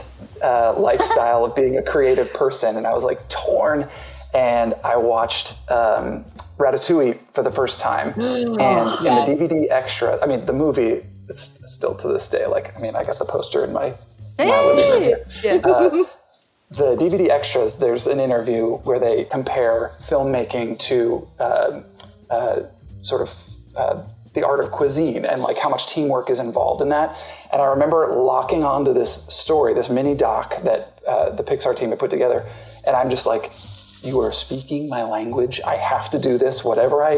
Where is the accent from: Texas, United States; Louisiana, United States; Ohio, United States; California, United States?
California, United States; Walnut Creek; I'm from Walnut Creek